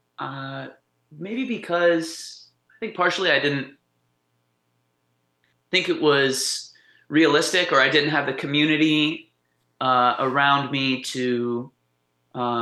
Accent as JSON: {"language": "English", "area": "Shenandoah Valley", "region": "Virginia", "country": "United States", "tie": "born or raised there", "also_born_or_lived": "Montana / Charlottesville / Harrisonburg", "moved": "yes", "lives_now": "Pittsburgh, United States", "said": "I grew up in Virginia and like the Shenandoah Valley area."}